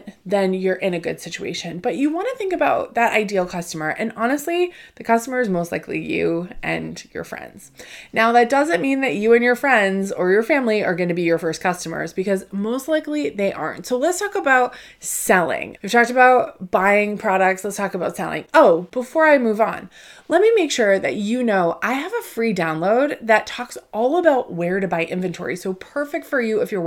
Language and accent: English; Northeast, United States; I grew up in the Northeast. I live outside of Boston